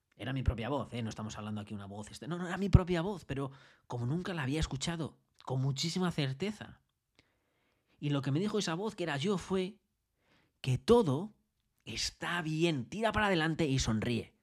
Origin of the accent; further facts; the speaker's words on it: Madrid, Community of Madrid, Spain; moved away as an adult; now in Australia; yo nací en Madrid